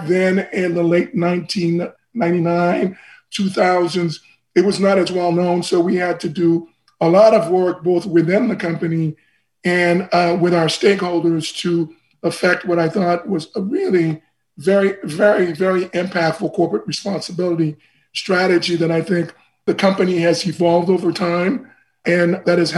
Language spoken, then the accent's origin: English; Port-au-Prince, Ouest, Haiti; also born or lived in Boston, United States / Paris, France; now in United States; I'm from Haiti originally. I was born in a town called Port-au-Prince